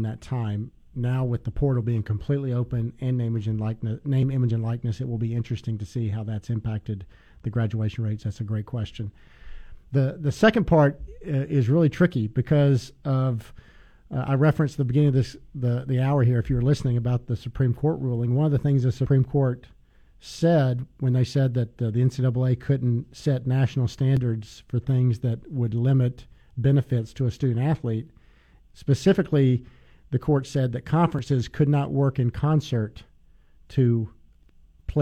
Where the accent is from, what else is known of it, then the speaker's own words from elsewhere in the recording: the South, United States; I grew up in the South following the SEC.